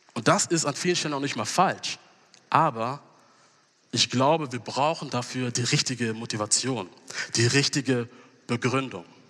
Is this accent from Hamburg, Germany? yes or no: yes; Hamburg, Germany; moved away; also born or lived in Gießen; ich komm aus Hamburg, aber wir haben in den letzten Jahren in Gießen gelebt